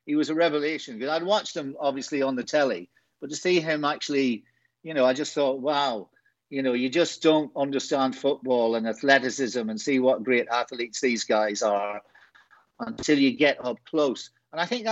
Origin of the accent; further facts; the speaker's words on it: Enniskillen, Northern Ireland, United Kingdom; moved away as an adult; also born or lived in London; my hometown of Inniskillen.